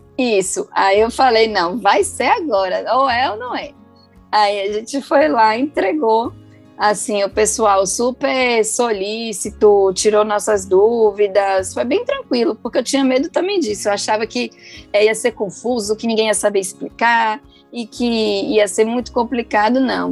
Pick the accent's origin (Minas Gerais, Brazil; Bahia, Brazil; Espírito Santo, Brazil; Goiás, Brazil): Bahia, Brazil; Salvador; also born or lived in São Paulo; eu sou de Salvador, mas nascida em São Paulo